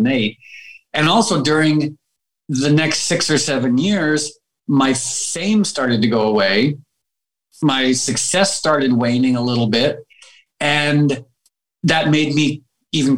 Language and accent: English; Darien, Connecticut, United States; also born or lived in Harlem, New York / New York; now in California, United States; I grew up there because my mom had grown up there